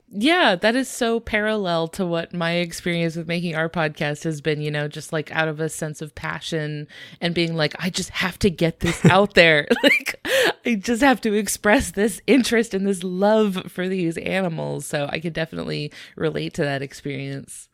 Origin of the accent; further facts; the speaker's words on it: United States; I, as well as a lot of our listeners, are from the United States